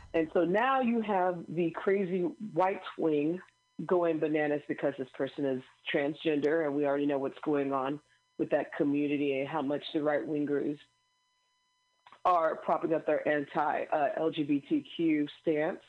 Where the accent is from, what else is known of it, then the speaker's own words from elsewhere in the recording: Missouri, United States; moved away; also born or lived in Illinois; my home state of Missouri